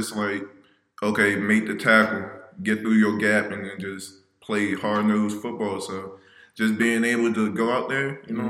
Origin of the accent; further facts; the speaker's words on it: Oxon Hill, Maryland, United States; I grew up around Oxon Hill, you know, been around there my whole life